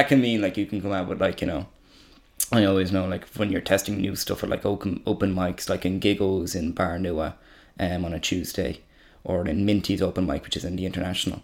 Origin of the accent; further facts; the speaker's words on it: Ireland; I'm from fucking Wicklow.